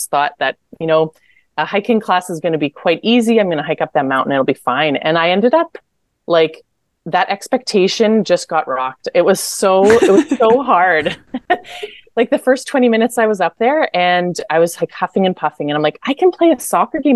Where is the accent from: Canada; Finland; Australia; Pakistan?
Canada; Manitoba; also born or lived in Morocco; We're from the prairies, so we're from Manitoba